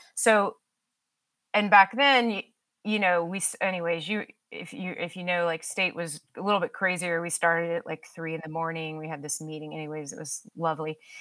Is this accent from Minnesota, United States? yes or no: no; Dallas, Texas, United States; moved away as an adult; now in Austin, United States; I'm actually born, was born and raised in Dallas, and, um, moved to Austin